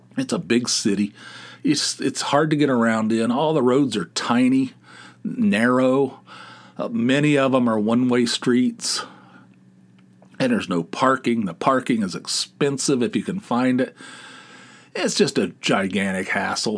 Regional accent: West Virginia, United States; I'm from West Virginia

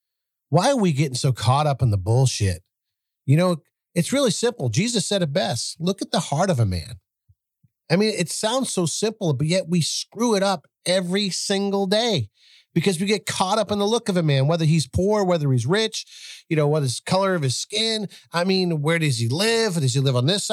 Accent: south of Boston, Massachusetts, United States; moved away as an adult; I'm from Massachusetts. I grew up in some shithole projects

